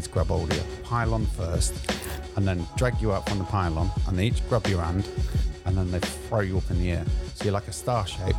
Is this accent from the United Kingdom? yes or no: yes; Grimsby, Yorkshire and the Humber, United Kingdom; born or raised there; moved away as an adult; now in London, United Kingdom